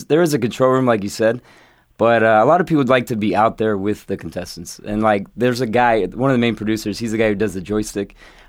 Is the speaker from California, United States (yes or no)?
yes; San Dimas, California, United States; I was from San Dimas